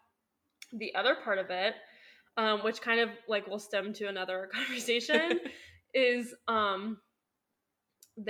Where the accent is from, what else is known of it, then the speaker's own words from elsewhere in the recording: Southwest Ohio, United States; I did move back to my hometown